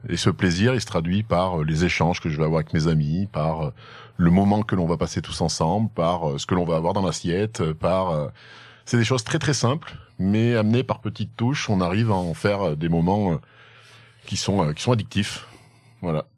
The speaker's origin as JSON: {"language": "French", "area": "Haute-Loire", "region": "Auvergne-Rhône-Alpes", "country": "France", "tie": "born or raised there", "said": "je viens particulièrement de ce joli coin que tu as autour de toi, donc de la Haute-Loire. J'y suis attaché parce que j'y suis né"}